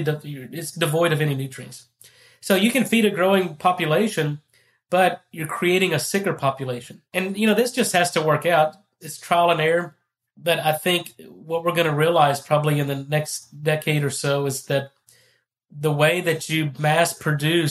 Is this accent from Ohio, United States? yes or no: no; Texas, United States; I'm from Texas. I'm a beef producer